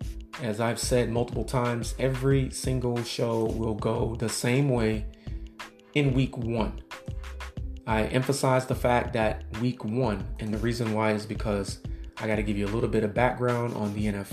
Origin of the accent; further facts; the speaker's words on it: Waynesboro, Mississippi, United States; born there; also born or lived in Georgia / Florida; I was born in Waynesboro, Mississippi, went to Georgia